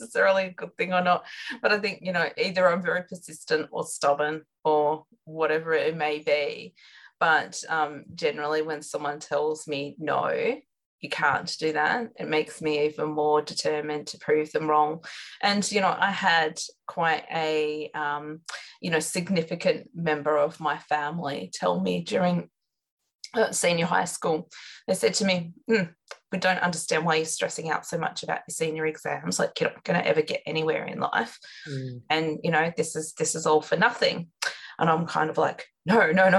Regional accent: Outback New South Wales, Australia; I grew up in Outback, New South Wales, so very remote location

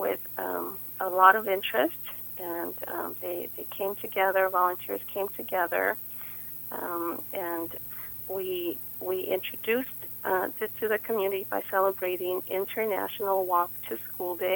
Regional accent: Los Angeles, California, United States; I grew up in City Terrace.

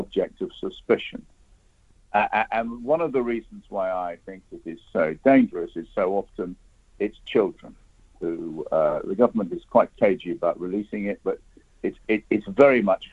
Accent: United Kingdom; as a British citizen

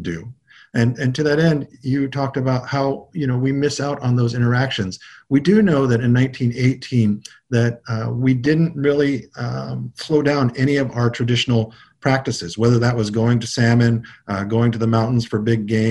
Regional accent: United States; I grew up on the Big River fishing for my grandfather, and we were a mixture of folks who were from the Yakima and Warm Springs who all fished both on the Oregon and Washington side

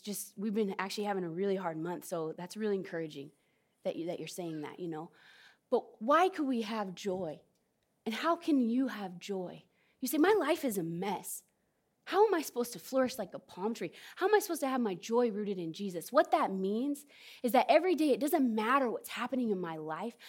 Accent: California, United States; moved away; also born or lived in Southern Oregon; I'm from Southern Oregon. Not originally, I'm from California, but I've lived in Southern Oregon

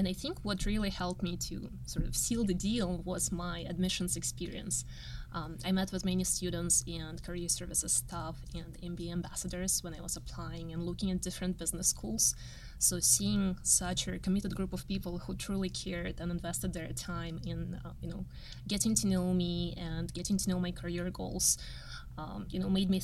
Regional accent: Kazakhstan; moved away as an adult; now in United States; I was born and grew up in Kazakhstan. I moved to US 12 years ago.

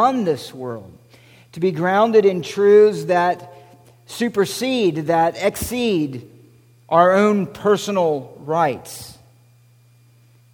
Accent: United States; particularly as American Christians

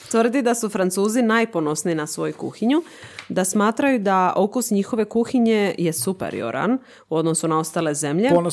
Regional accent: Zadar, Zadar County, Croatia; kod nas u Zadru

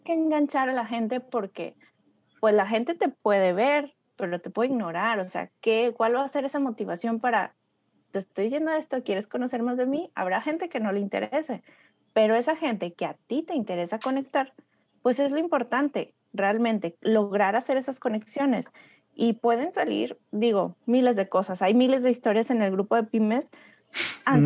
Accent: Torreón, Coahuila, Mexico; moved away as an adult; now in United States; Torreón, que es mi, mi, mi ciudad natal y orgullosamente lagunera

